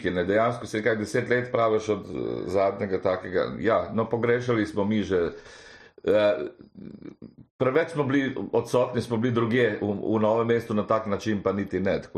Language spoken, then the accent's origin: Slovenian; Karlovac, Karlovac County, Croatia; now in Slovenia; ker namreč sem iz Karlovca prišel.